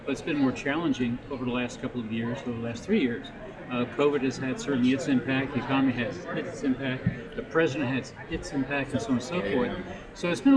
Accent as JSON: {"language": "English", "region": "New Jersey", "country": "United States", "also_born_or_lived": "Canada", "said": "I'm from Jersey"}